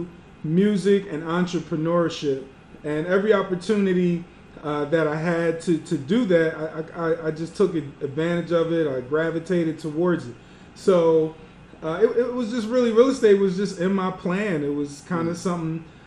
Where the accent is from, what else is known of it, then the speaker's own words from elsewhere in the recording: Delaware, United States; also born or lived in Philadelphia, Pennsylvania; I was born in Philly, raised in Delaware